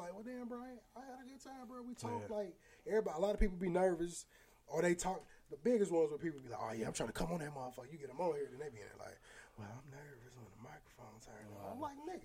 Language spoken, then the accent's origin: English; Aurora, Illinois, United States; now in St. Louis, United States; I'm from Aurora, Illinois